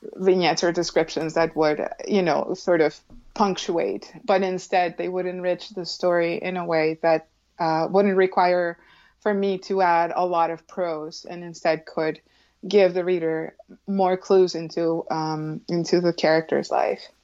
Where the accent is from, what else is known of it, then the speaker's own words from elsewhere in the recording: Colombia; when I was a child growing up in Colombia.